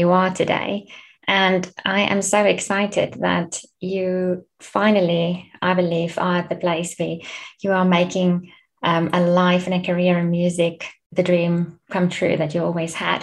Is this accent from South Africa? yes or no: yes; Bloemfontein, Free State, South Africa; moved away; also born or lived in London; from Bloemfontein